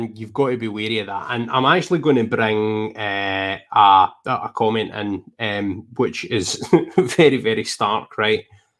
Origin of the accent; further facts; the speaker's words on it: Scotland, United Kingdom; I'm Scottish, mate.